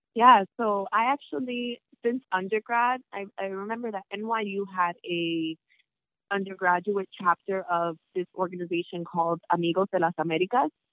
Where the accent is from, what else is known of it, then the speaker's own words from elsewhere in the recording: New York City, New York, United States; also born or lived in New Milford, Connecticut; I am from New York, right? Born and raised